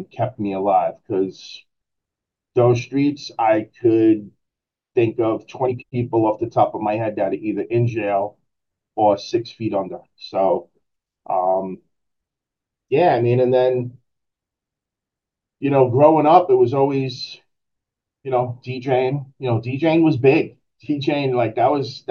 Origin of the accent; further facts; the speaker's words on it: New York City, New York, United States; born and raised in Brooklyn